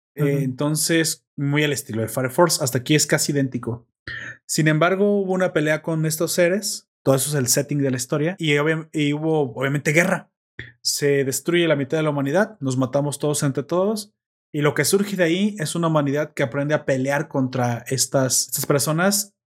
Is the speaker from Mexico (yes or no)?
yes; Mexico; yo soy mexicano